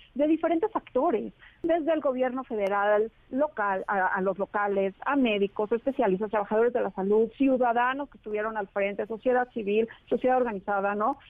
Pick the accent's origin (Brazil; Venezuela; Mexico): Mexico; como mexicanos